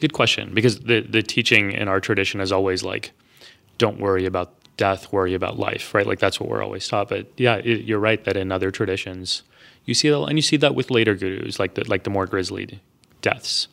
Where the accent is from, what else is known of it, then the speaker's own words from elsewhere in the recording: Texas, United States; I grew up in Texas.